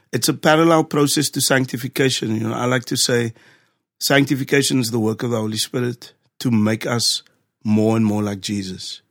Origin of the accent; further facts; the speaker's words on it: Cape Town, Western Cape, South Africa; moved away; born and raised in Cape Town, specifically Ocean View.